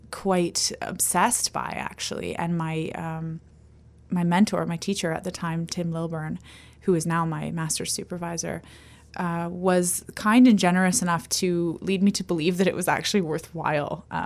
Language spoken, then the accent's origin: English; Ontario, Canada; now in Victoria, Canada; I came from Ontario.